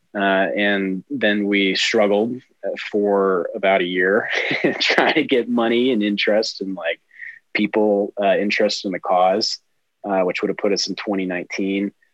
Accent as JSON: {"language": "English", "town": "Heber", "region": "Utah", "country": "United States", "tie": "born or raised there", "said": "I uh, originally hail from the great state of Utah, where I was born in a small town called Heber, and it's um, at the base of a mountain where Park City, Utah, is. And uh, that's where I spent a lot of my childhood"}